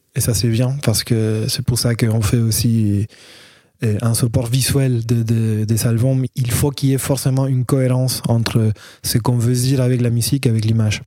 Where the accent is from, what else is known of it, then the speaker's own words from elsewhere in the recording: Argentina; French is a second language; moved away as an adult; now in Paris, France; Je viens de l'Argentine aussi. Euh, ça fait cinq ans que j'habite euh, à Paris